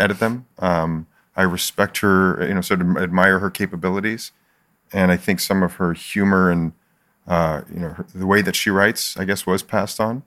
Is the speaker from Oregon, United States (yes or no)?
no; Philadelphia, Pennsylvania, United States; moved away as an adult; also born or lived in Michigan; now in San Diego, United States; I grew up in Philly